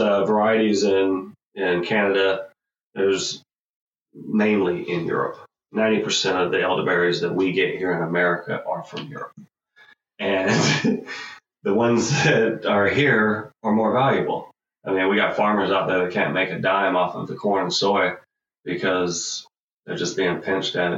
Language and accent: English; Atlanta, Georgia, United States; I'm from Atlanta